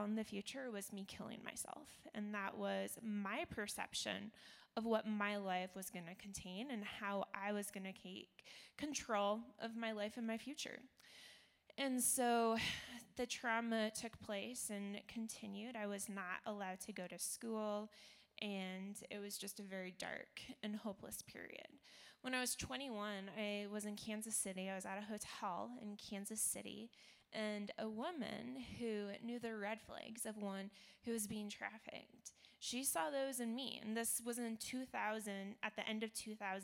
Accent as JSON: {"language": "English", "town": "Toronto", "region": "Ontario", "country": "Canada", "tie": "born or raised there", "said": "I was born in Toronto, Canada"}